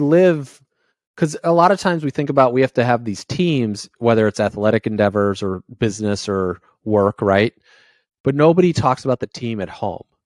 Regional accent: Indiana, United States; moved away; also born or lived in New England; I grew up in Indiana

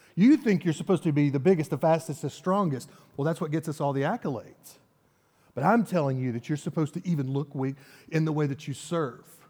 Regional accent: Nashville, Tennessee, United States; I grew up in the South in a, in a very Baptist world

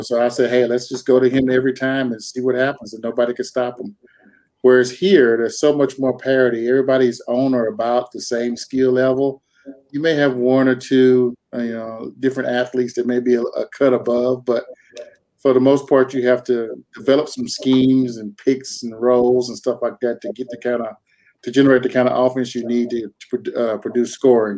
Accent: North Carolina, United States; moved away as an adult; now in Twin Falls, Idaho, United States; Grew up in North Carolina uh, most of my life

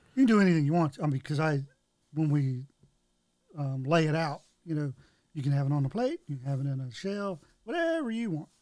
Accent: Florida, United States; moved away; also born or lived in Brandon, Florida; we're both from Florida originally. Okay. That's where I was born

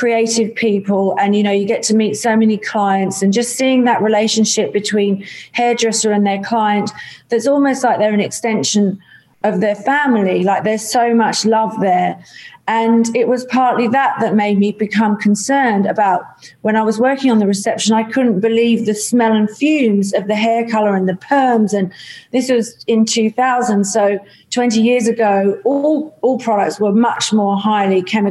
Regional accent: England, United Kingdom; moved away as an adult; now in Australia; I grew up in the UK, so I'm an English Australian

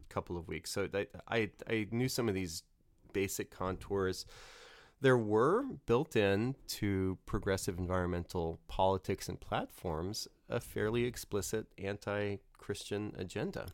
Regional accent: New Orleans, Louisiana, United States; moved away; I grew up in Louisiana, New Orleans

